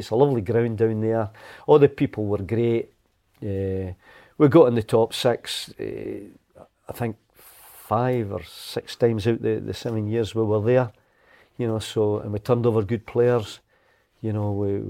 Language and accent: English; Musselburgh, Scotland, United Kingdom; Well, you know, I was born and brought up in Musselburgh